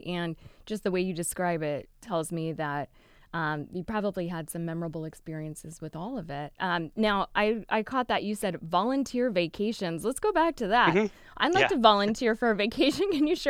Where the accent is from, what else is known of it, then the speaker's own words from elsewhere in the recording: Northern California, United States; now in Southern California, United States; I grew up in Northern California, which is also, you know, gets some of that variation of weather. Now I'm here in SoCal